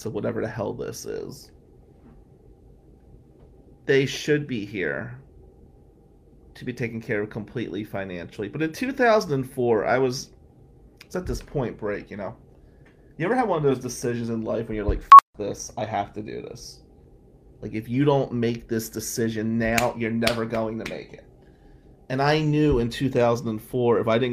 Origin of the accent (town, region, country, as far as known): Atlantic City, New Jersey, United States; moved away as an adult; now in Lansing, United States